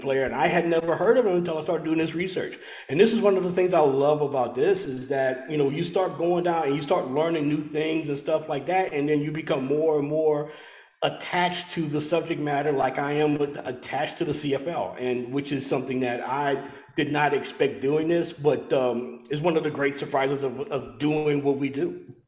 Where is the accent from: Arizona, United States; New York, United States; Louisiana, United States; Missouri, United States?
Louisiana, United States; growing up in you know in Louisiana